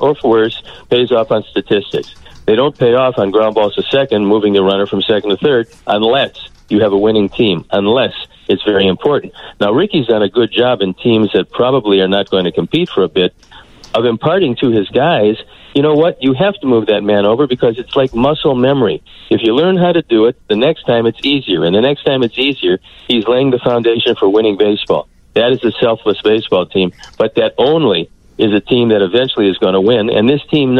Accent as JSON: {"language": "English", "town": "Cleveland", "region": "Ohio", "country": "United States", "tie": "born or raised there", "moved": "yes", "said": "born and raised in Cleveland"}